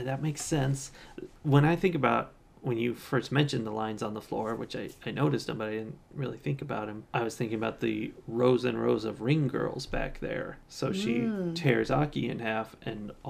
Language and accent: English; United States; I'm from America